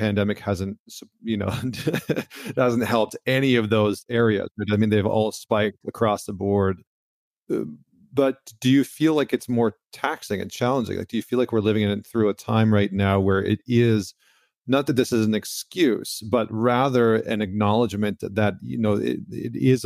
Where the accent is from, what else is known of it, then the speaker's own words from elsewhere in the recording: Canada; now in United States; I'm Canadian, so like being a Canadian, being like a foreigner in the country